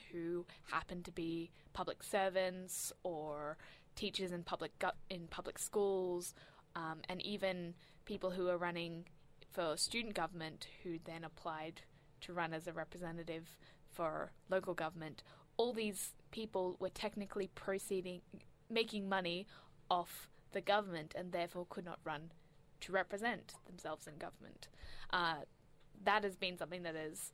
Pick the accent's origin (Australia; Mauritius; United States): Australia